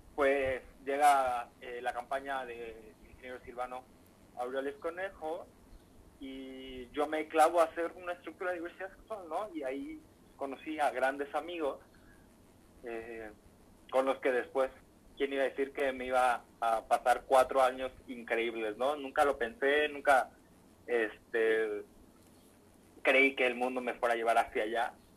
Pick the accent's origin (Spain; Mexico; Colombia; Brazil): Mexico; Michoacán; moved away as an adult; now in Jalisco, Mexico; lejos de mi tierra, que, que, es algo que extraño y me duele mucho, pero con este compromiso tan grande que tengo que, pues bueno, ya trabajé mucho por Michoacán